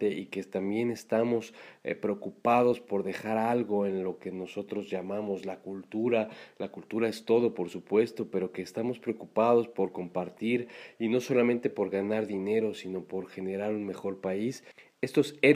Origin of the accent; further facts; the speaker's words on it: Mexico; pero los mexicanos tenemos un gran valor.